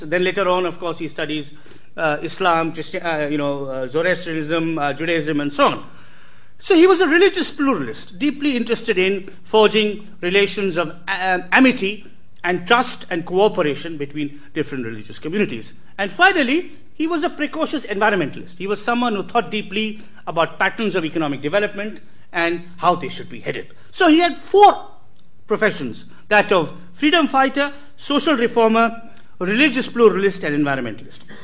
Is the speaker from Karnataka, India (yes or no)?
yes; Karnataka, India; my home state Karnataka